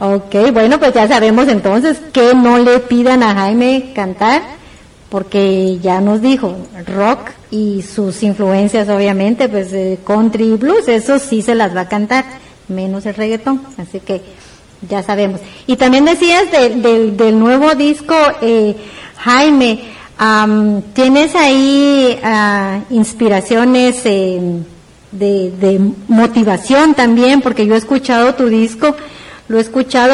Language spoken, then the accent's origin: Spanish; Guatemala; muchos guatemaltecos